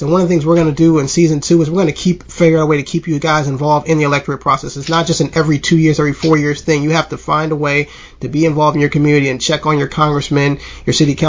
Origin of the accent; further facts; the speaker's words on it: Mobile, Alabama, United States; moved away; we're all actually from Mobile. You know, we live in different states now